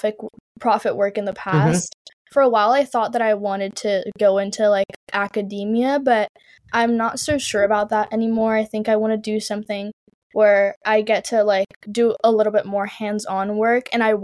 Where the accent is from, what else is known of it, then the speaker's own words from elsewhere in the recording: San Juan, Puerto Rico; now in Haverford, United States; So I'm from San Juan, Puerto Rico, and then right now I'm in Haverford, Pennsylvania.